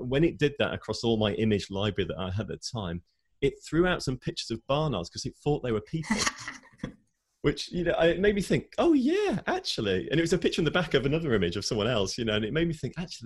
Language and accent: English; United Kingdom; I grew up here in the UK. I'm British, as you can probably hear